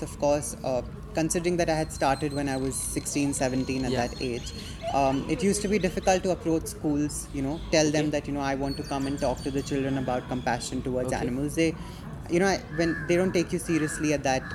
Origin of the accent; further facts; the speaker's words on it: Delhi, India; I'm from Delhi, so I used to volunteer at this animal shelter over there called Friendico's